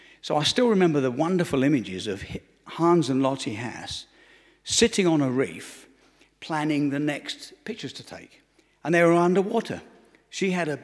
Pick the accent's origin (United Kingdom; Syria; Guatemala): United Kingdom; Romford, London; I grew up in Romford, Essex, which is the east end of London.